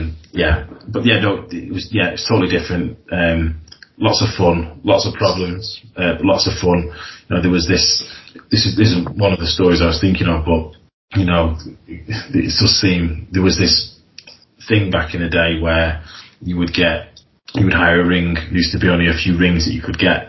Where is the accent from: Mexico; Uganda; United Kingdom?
United Kingdom; Blackpool, North West England; I'm from Blackpool, and we do the shows in Wigan